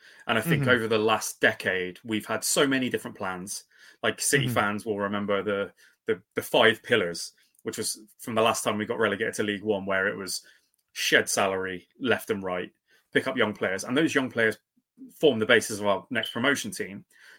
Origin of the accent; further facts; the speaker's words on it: Canada; Yeah. I'm so Canadian.